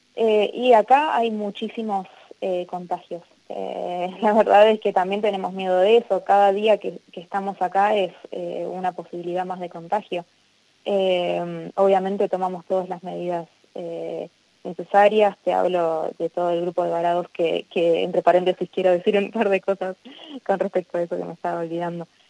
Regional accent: Argentina; moved away as an adult; now in Germany; somos muchos acá argentinos eh, varados

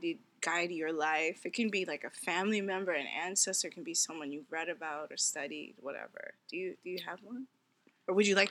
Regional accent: New York, United States; I'm from New York.

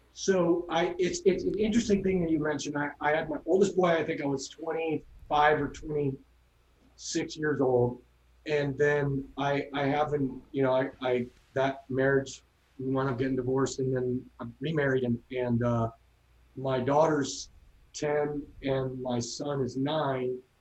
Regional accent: San Clemente, California, United States; moved away; also born or lived in Newport Beach; I, I, grew up in San Clemente, and my parents still live there

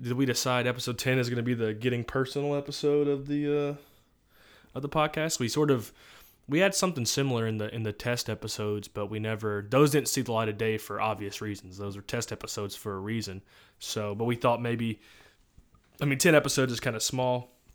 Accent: Louisiana, United States; moved away; I'm originally from Louisiana, so I'm a big L S U guy

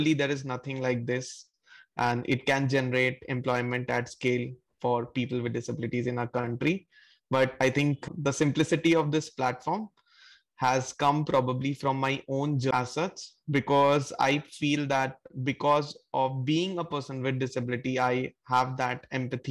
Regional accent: Jamshedpur, Jharkhand, India; I was born in Jamshedpur, and this is like a small town

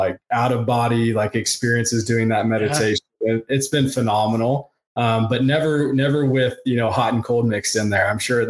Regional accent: the South, United States; I grew up in the South and it's similar in the South.

